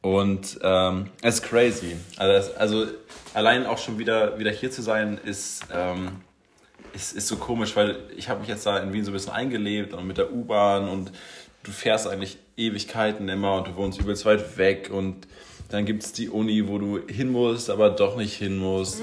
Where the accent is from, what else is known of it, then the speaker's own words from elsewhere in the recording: Schwerin, Mecklenburg-Vorpommern, Germany; moved away; ich habe natürlich auch irgendwann ähm, hier schon meine Heimatstadt Schwerin verlassen